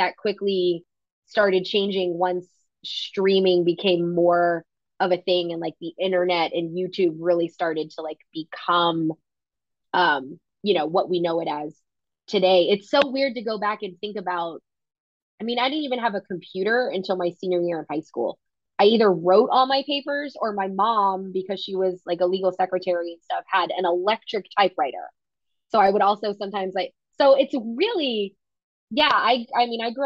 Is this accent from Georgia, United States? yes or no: yes; Atlanta, Georgia, United States; I grew up in Atlanta